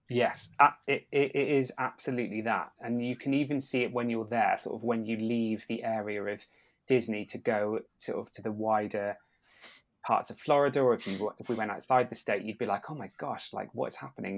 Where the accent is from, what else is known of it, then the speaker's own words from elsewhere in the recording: United Kingdom; we are British